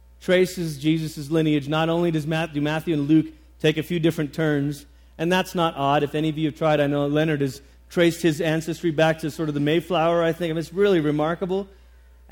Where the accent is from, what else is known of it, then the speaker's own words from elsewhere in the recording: Malaysia; moved away; I grew up in Malaysia